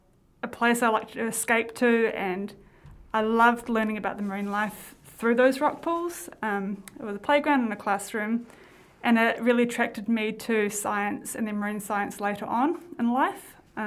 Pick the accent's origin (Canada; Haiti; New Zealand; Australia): New Zealand; Oakura, Taranaki; also born or lived in Tauranga; So I'm born and bred here in Taranaki. I'm from Orokura originally.